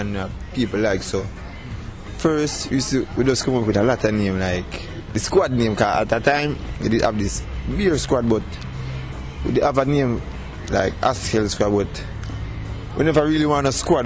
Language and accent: English; Portmore, Saint Catherine, Jamaica; we are from Portmore